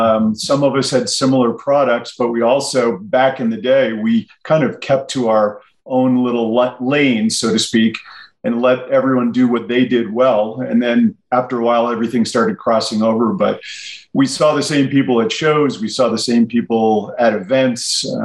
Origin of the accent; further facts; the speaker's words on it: Rye, New York, United States; moved away as an adult; now in Salt Lake City, United States; So I'm a New York kid. I grew up right outside of Manhattan in Rye, New York, little town.